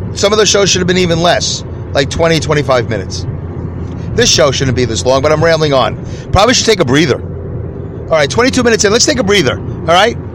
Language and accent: English; New York City, New York, United States; when I was growing up in New York City, in the New York City school system